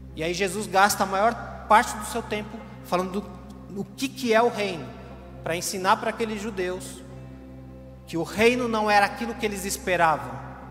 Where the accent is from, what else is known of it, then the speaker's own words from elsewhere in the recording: Brazil; todos somos brasileiros